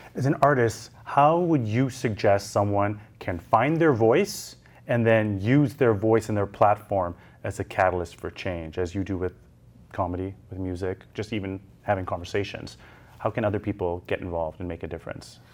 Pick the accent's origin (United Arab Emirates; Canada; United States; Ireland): Canada; as a Canadian